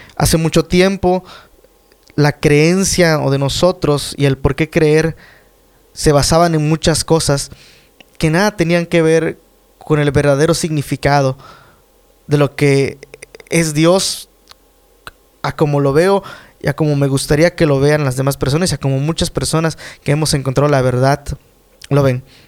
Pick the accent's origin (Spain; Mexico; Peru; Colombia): Mexico; en mi país